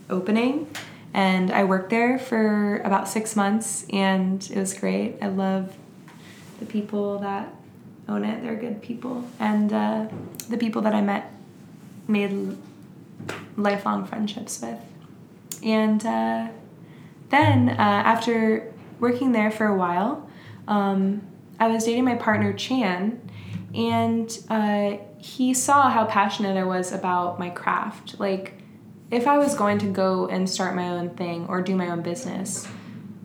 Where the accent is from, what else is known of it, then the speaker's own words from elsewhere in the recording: Florida, United States; now in Portland, United States; Growing up in Florida